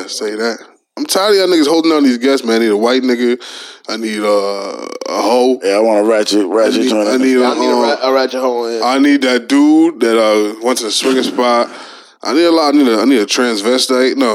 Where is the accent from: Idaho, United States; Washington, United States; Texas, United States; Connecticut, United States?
Texas, United States; Houston; I'm from Houston too.